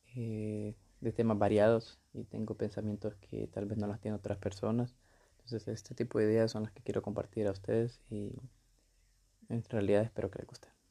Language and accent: Spanish; Honduras; Tengo 20 años y soy de Honduras.